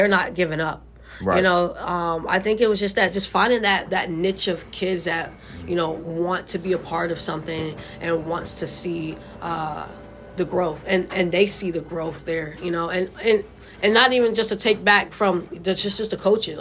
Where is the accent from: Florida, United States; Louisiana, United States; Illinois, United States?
Florida, United States; Miami; moved away; also born or lived in Texas; I'm from originally from Miami